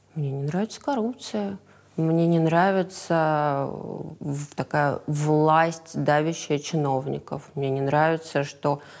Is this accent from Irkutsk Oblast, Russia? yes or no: no; Moscow, Russia; Я из Москвы. Я родилась и выросла в Москве